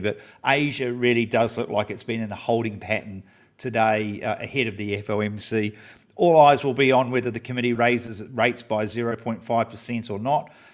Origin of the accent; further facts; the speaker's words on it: New Zealand; as a Kiwi